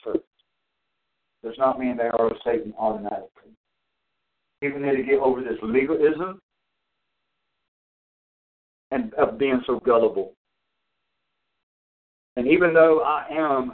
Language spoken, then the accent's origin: English; United States; I am American, and I'm a proud American.